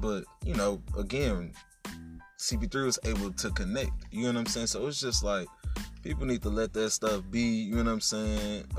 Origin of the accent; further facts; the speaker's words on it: Detroit, Michigan, United States; because I'm from Detroit